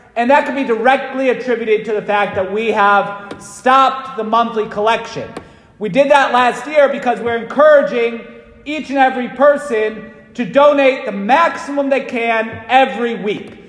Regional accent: Waterbury, Connecticut, United States; when I was growing up in Waterbury

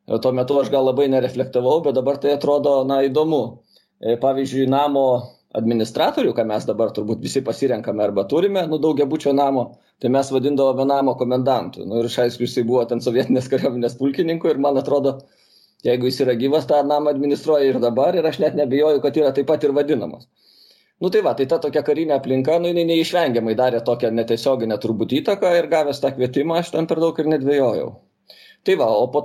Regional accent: Kaunas, Kaunas County, Lithuania; aš augau aukštuosiuose šančiuose, Kaune, ir ten nu, visada buvo apsuptyje uniformuotų žmonių.

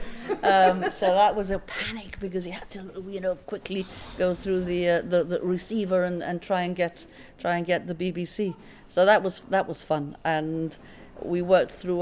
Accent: Gibraltar; I came from Loreto Convent, so when I went into the comprehensive system, uh, all the schools came came together

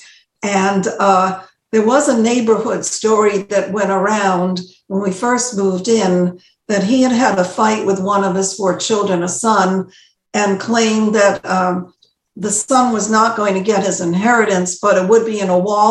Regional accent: Bridgeport, Connecticut, United States; also born or lived in New Haven, Connecticut; I remember as a little girl, 5.5 years old, we're moving from New Haven to Bridgeport, from an apartment and to a bigger apartment.

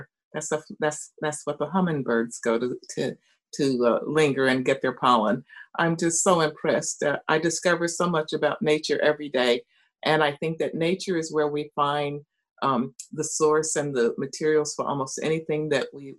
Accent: Marion, North Carolina, United States; In the mountains of North Carolina, a little town called Marion. It's my hometown, where I was born

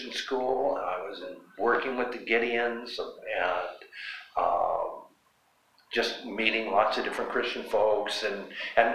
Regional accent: Butte, Montana, United States; I'm from Butte, Montana.

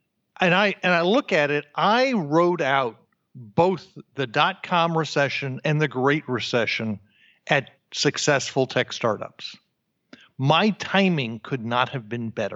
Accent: New Jersey, United States; moved away; also born or lived in New York / Austin, Texas; born in New York, raised in New Jersey

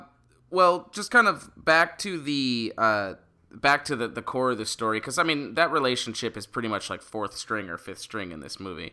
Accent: Detroit, Michigan, United States; we're from Metro Detroit

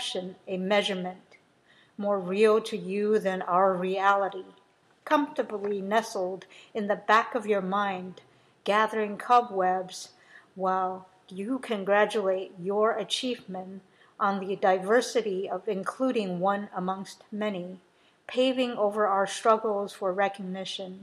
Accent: United States; I'm American

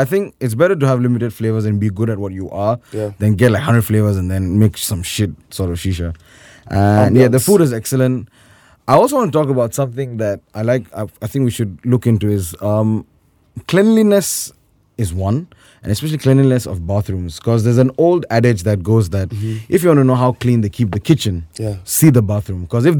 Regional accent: Turkey; Hello, I'm Turkish, Johnny, I'm not Indian.

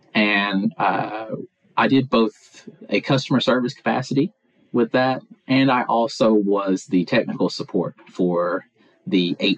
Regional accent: Pulaski, Tennessee, United States; Pulaski, Tennessee.

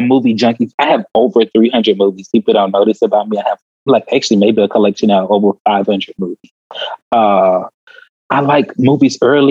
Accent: Houston, Texas, United States; I grew up in South Park, Houston, Texas

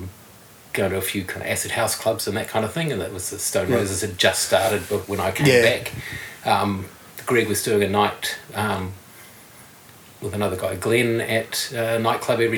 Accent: Auckland, New Zealand; moved away as an adult; also born or lived in England; now in Wellington, New Zealand; I grew up in Auckland, and I went back to Auckland.

